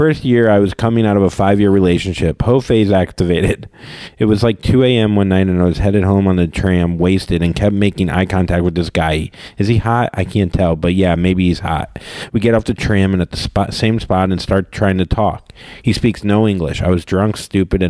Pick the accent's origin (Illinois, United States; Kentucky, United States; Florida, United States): Florida, United States; I'm from Florida